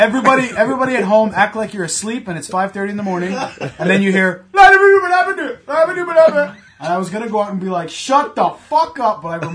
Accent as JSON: {"language": "English", "country": "Canada", "said": "So, being Canadian"}